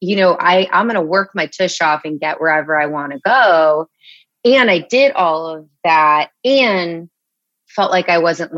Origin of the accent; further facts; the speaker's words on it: Los Angeles, California, United States; moved away; also born or lived in Chicago / New York; I'm from Los Angeles